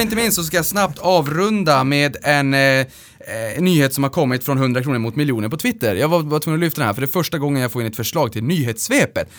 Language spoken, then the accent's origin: Swedish; Luleå, Norrbotten County, Sweden; moved away; uppe i, i Luleå där vi kommer ifrån